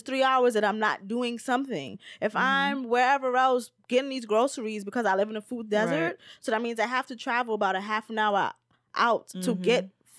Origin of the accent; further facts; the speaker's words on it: New York, United States; because I grew up in the neighborhoods I've grew up in, like I'm from the South Bronx. Right now I live in East New York.